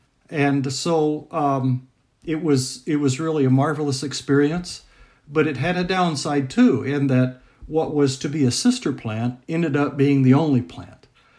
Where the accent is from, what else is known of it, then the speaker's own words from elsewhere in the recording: Indiana, United States; So I'm located in Indianapolis, Indiana. Indiana is my home state, and so this is a great thrill for me.